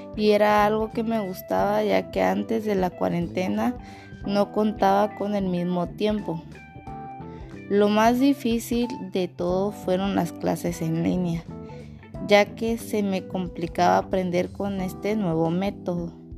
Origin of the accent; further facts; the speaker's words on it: Mazatenango, Suchitepéquez, Guatemala; soy de Mazatenango